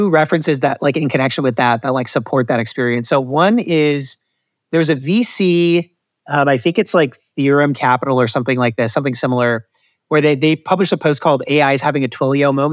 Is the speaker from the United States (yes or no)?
yes; Detroit, Michigan, United States; born there; I just recently discovered Detroit South pizza, and I was born in Detroit